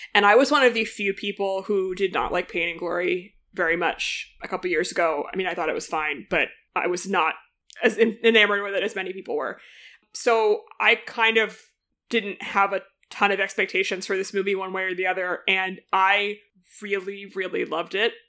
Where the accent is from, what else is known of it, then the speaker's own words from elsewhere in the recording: United States; as an American